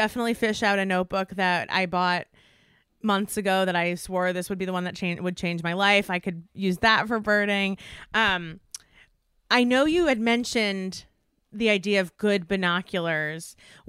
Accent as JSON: {"language": "English", "region": "East Coast", "country": "United States", "tie": "born or raised there", "moved": "as an adult", "lives_now": "Los Angeles, United States", "said": "I grew up on the East Coast, and I spent all of my life on the East Coast until January 2020 when we moved to Los Angeles."}